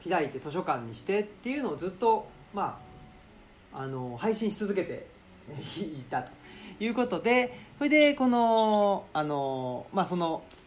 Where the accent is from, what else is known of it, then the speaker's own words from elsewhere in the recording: Urawa, Saitama, Japan; moved away as an adult; also born or lived in Kobe; now in Higashiyoshino, Japan; 僕はあの関東人なんですね関東人あの埼玉県の浦和市でずっと育ちまして22年間浦和市に住んでまして